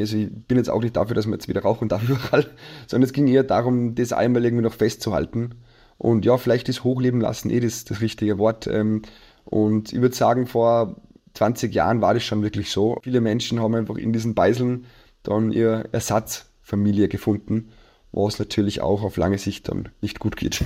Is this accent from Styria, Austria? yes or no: no; Salzburg, Austria; ich in Salzburg aufgewachsen bin